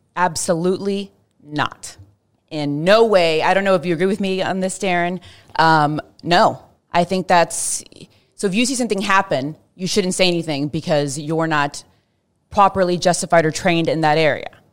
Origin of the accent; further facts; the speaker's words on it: Fort Worth, Texas, United States; growing up in Fort Worth, especially in the nineties